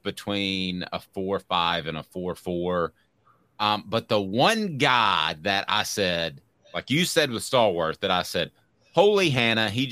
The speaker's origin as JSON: {"language": "English", "town": "Knoxville", "region": "Tennessee", "country": "United States", "tie": "born or raised there", "said": "when I was growing up in Knoxville"}